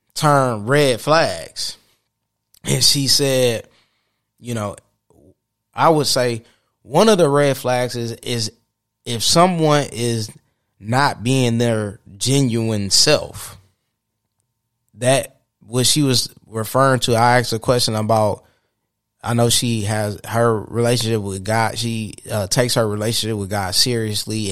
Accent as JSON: {"language": "English", "town": "Saginaw", "region": "Michigan", "country": "United States", "tie": "born or raised there", "said": "Saginaw, where my hometown"}